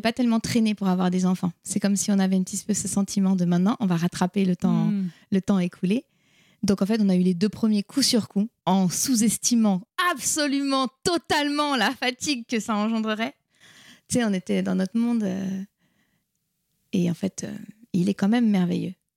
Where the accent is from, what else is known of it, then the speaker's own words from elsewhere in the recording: France; also born or lived in United States / India; Je suis française, mais mon père est italien